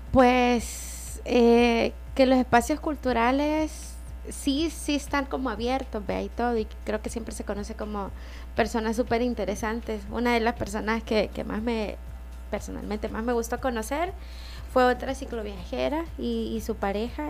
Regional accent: El Salvador; sos mujer salvadoreña

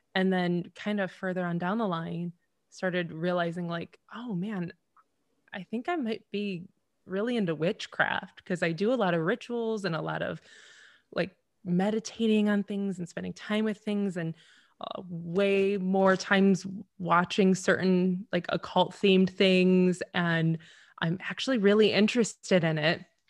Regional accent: Temperance, Michigan, United States; my hometown. It is Wee Little Temperance, Michigan

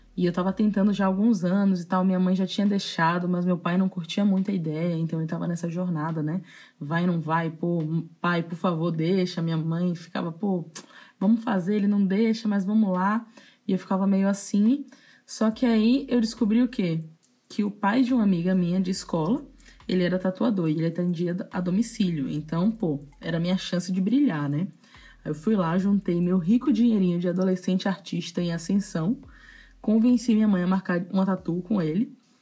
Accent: Salvador, Bahia, Brazil; eu nasci e cresci em Salvador

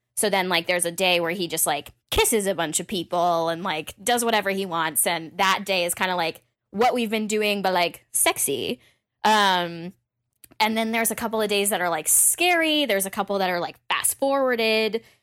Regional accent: Massachusetts, United States; I was from Massachusetts, so also, like, in-state was great

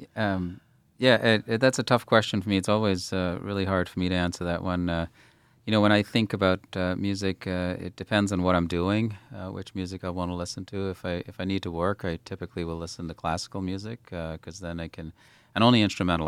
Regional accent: Bahamas; moved away; growing up in the Bahamas.

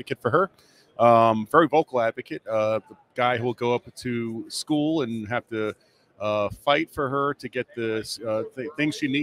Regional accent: New York City, New York, United States; I'm from Brooklyn, so we talk fast

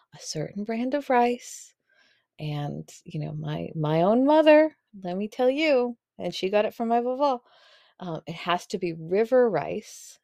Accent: Boston, Massachusetts, United States; moved away as an adult; now in New York, United States; I was born in Boston

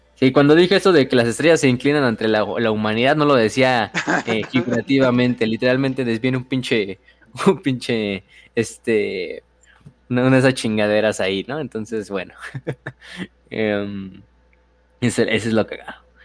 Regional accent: Mexico; soy mexicano.

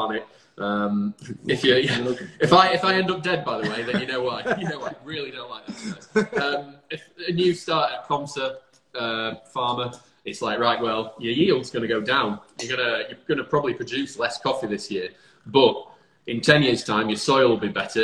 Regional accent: Lincolnshire, East Midlands, United Kingdom; now in Manchester, United Kingdom; I'm from Lincolnshire, so it's lots of green space.

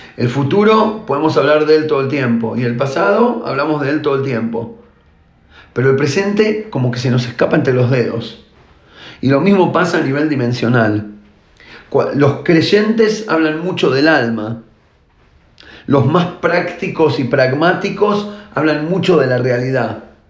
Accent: Argentina; now in Israel; yo nací en Argentina y ahora vivo en Israel

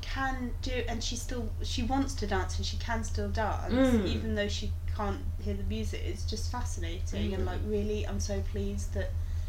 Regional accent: Lincolnshire, East Midlands, United Kingdom; born or raised there

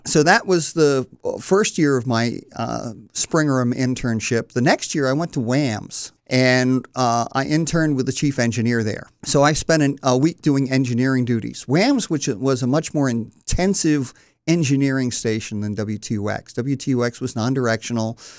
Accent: Wilmington, Delaware, United States; I was born in North Wilmington and went to Mount Pleasant High School

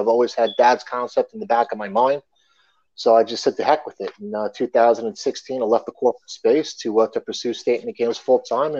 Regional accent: Long Island, New York, United States; I'm from Long Island, New York.

